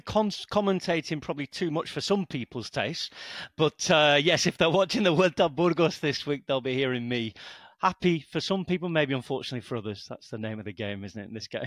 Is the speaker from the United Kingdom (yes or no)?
yes; the north of England, United Kingdom; moved away as an adult; also born or lived in Lancashire / France; now in Balearic Islands, Spain; my English is pretty weak since I'm from Northern England